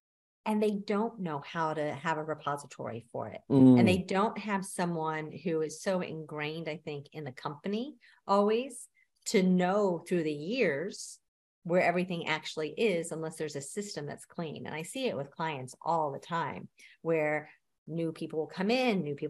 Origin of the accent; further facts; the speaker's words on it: Texas, United States; I'm also from Texas